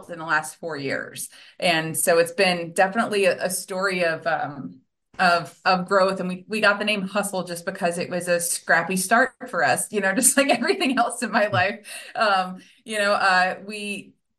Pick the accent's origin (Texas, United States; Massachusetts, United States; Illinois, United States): Illinois, United States; Central; moved away as an adult; now in St. Louis, United States; I grew up in Central Illinois in a home with a parent that was dealing with a lot of generational abuse and trauma